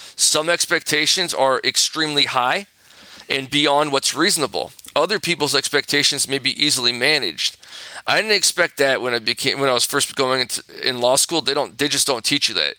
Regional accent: Corona, California, United States; also born or lived in Santa Monica, California; I grew up in Corona, California.

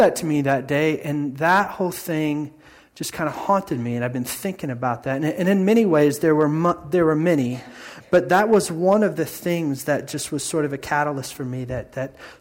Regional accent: Indiana, United States; moved away; growing up in Indiana and my Midwest upbringing

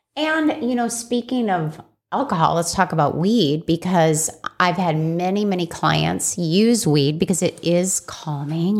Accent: Scottsdale, Arizona, United States; also born or lived in Chicago, Illinois; I grew up in Scottsdale, Arizona, after Chicago, Illinois

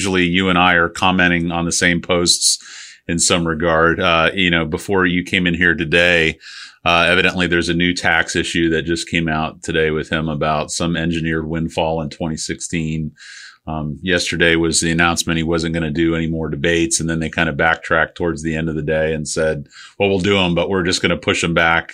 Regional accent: St. Petersburg, Florida, United States; I grew up in St. Pete when I was a kid, nothing was there

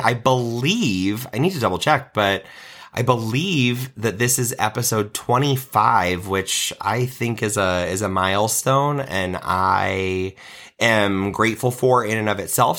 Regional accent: Nebraska, United States; I was in the handbell choir at my church growing up in Nebraska

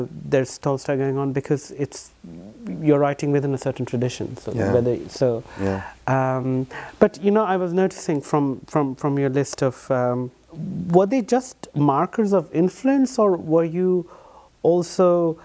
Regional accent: India; I'm an Indian

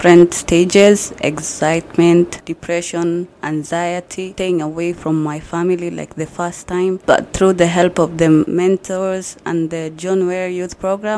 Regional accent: Kenya; also born or lived in Canada; now in Brooks, Canada; I am from Kenya. I've been in Canada for 3 years

